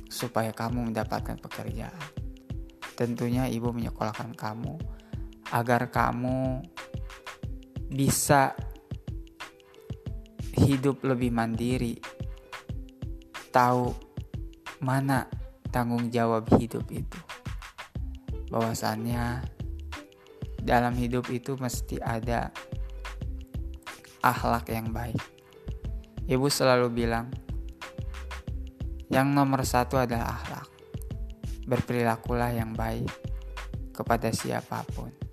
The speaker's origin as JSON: {"language": "Indonesian", "town": "Gunung Batu", "country": "Indonesia", "tie": "born or raised there", "said": "Jadi yang harus teman-teman ketahui di kampung saya, Kampung Gunung Batu, banyak sekali sejarah di sana."}